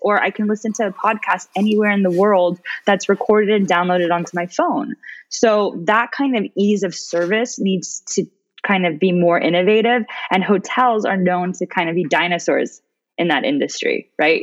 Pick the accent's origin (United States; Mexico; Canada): United States; moved away as an adult; also born or lived in Switzerland / Dubai; as an American